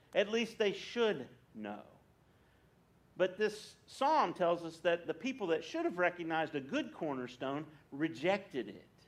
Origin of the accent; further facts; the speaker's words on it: West Virginia, United States; moved away; I grew up in West Virginia